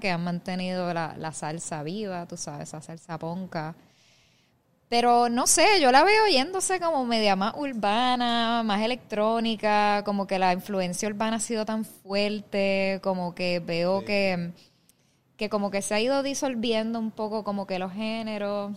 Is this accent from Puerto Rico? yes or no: yes; Puerto Rico; moved away as an adult; also born or lived in New York, United States; cuando uno crece aquí